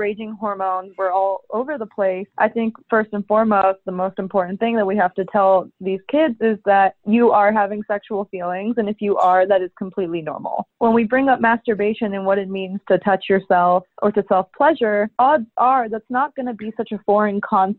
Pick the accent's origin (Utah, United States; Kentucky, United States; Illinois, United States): Utah, United States; Salt Lake City; I grew up in Salt Lake City, Utah, which is land of the Mormons